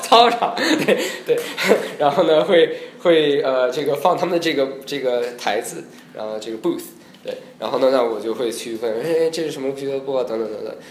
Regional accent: Los Angeles, California, United States; Chinese is a second language; also born or lived in Beijing, China; 我是，呃，北京出生， 呃，七岁去美国，然后在洛杉矶长大的

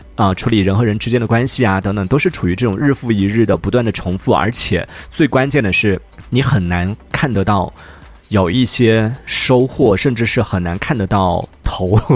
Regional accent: Yunnan, China; 作为云南人

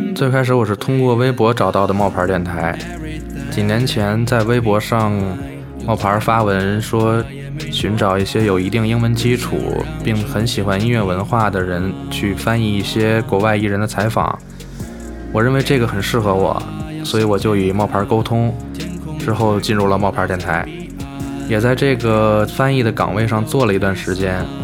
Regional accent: China; 我们中国人

